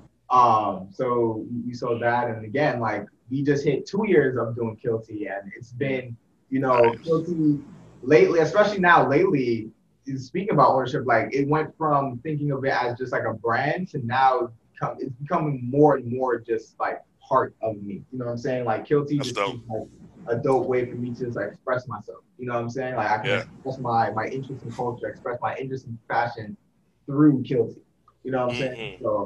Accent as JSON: {"language": "English", "region": "New York", "country": "United States", "also_born_or_lived": "Southern Virginia", "moved": "yes", "lives_now": "Virginia, United States", "said": "right now, we're located in Southern Virginia, but we're originally both from New York"}